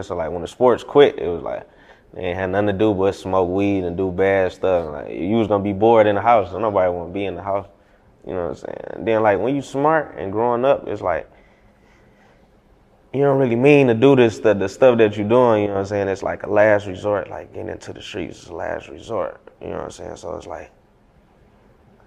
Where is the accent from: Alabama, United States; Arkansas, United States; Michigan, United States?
Michigan, United States; Detroit; I was born on Schoolcraft in Greenfield, Montrose. I moved to the east side when I was 10